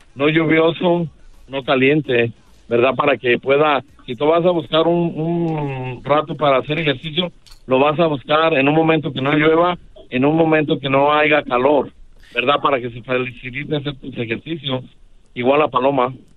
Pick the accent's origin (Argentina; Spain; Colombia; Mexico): Mexico; Guadalajara, Jalisco; en Guadalajara, soy de Guadalajara, Jalisco, una colonia que se llama San Andrés, Orgullosamente